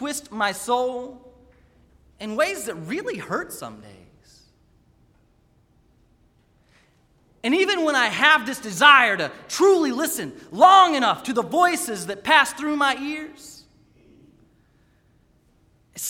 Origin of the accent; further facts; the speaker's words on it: Raleigh, North Carolina, United States; also born or lived in Wake Forest, North Carolina; when I was 7 years old, on the day when we moved from Wake Forest, North Carolina, to the big city of Raleigh